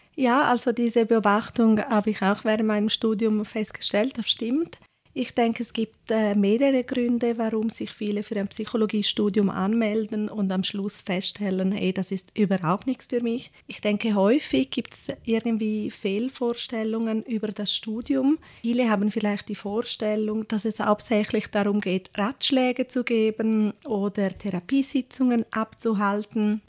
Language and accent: German; Ticino, Switzerland; moved away as an adult; also born or lived in Zurich; ich bin im Tessin aufgewachsen